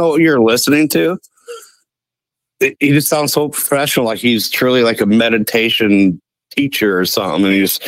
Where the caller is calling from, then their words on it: Ohio, United States; from Northwest Ohio.